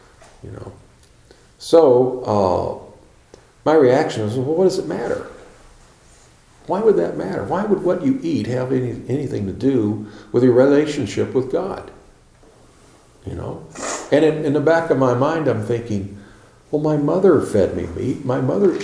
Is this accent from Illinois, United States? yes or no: yes; Chicago, Illinois, United States; also born or lived in Tennessee; When I was 4 years old, I went to Chicago. And I grew up in Chicago